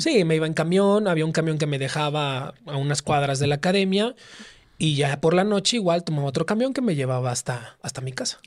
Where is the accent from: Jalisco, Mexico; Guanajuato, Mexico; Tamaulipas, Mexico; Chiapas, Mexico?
Tamaulipas, Mexico; Tampico; moved away as an adult; now in Mexico City, Mexico; yo soy de Tampico, Tamaulipas